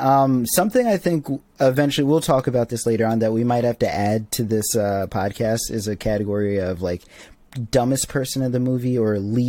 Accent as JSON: {"language": "English", "region": "New York", "country": "United States", "said": "as a New Yorker"}